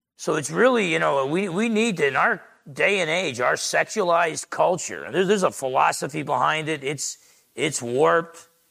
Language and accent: English; New Jersey, United States; I remember as a teenager growing up in Jersey